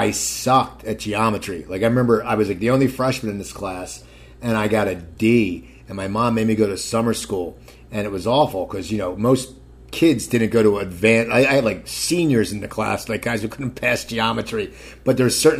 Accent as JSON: {"language": "English", "town": "Cherry Hill", "region": "New Jersey", "country": "United States", "tie": "born or raised there", "moved": "yes", "said": "I'm from Cherry Hill"}